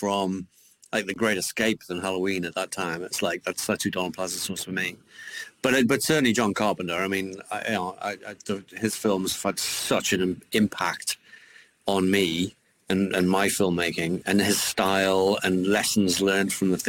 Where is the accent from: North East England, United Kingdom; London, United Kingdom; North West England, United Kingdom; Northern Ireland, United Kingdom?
North East England, United Kingdom; Newcastle upon Tyne; a kid growing up in Newcastle